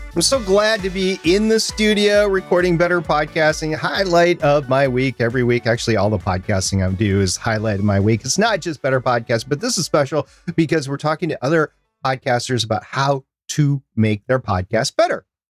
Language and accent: English; United States; I am American